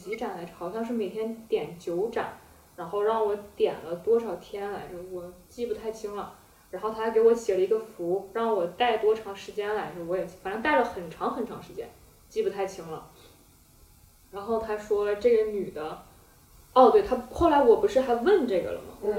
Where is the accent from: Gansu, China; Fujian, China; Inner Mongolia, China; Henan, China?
Inner Mongolia, China; Hohhot; 就在呼和浩特嘛，内蒙。